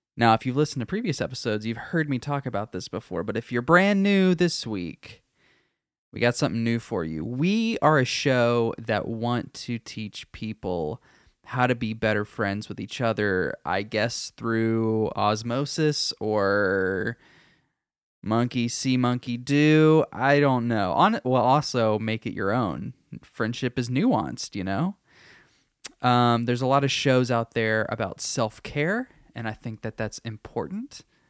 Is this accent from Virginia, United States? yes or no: no; Texas, United States; I am Texan